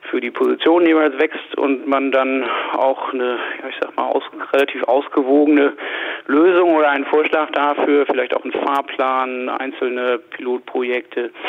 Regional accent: Hanover, Lower Saxony, Germany; ich komme aus Hannover, bin 50 Jahre alt

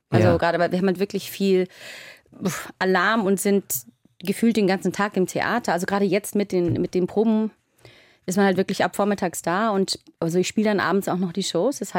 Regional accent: Bavaria, Germany; now in Hamburg, Germany; Also ich bin ja ursprünglich in Oberfranken

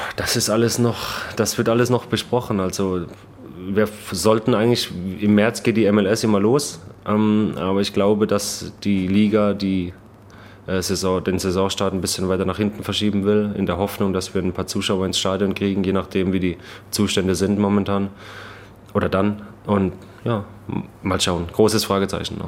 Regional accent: Baden-Württemberg, Germany; accent: Baden-Württemberg dialect; moved away as an adult; also born or lived in Kiel; now in Chicago, United States; ich habe ja selbst äh, Probleme, Hochdeutsch zu sprechen. Ne? Ich komme aus Baden-Württemberg

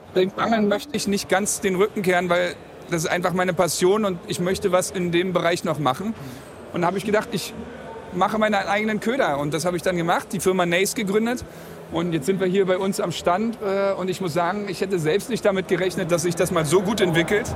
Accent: Berlin, Germany; aus Berlin, 37 Jahre alt, also auch nicht mehr der Jüngste

